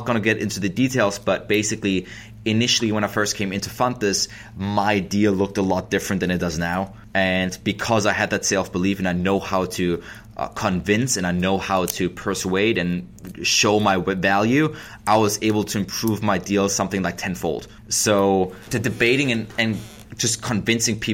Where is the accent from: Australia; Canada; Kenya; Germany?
Germany; English is a second language; moved away as an adult; now in United States; I am an immigrant from Germany, so I moved here in 2008